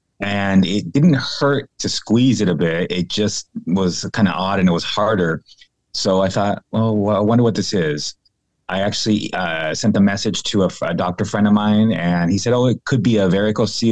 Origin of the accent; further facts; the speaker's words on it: San Diego, California, United States; moved away as an adult; now in North Carolina, United States; I'm originally from San Diego, California